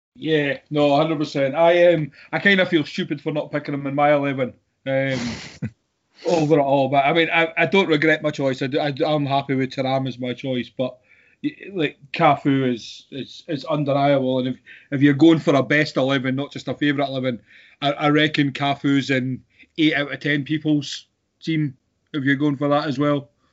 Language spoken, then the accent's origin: English; Scotland, United Kingdom; being Scottish